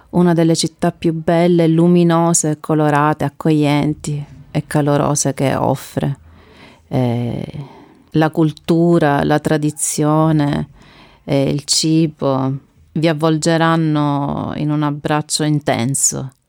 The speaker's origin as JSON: {"language": "German", "region": "Sicily", "country": "Italy", "second_language": "German", "said": "so wie auch bei uns in Sizilien natürlich noch, kann ich noch einmal vertiefen, dass da la pasticceria siciliana"}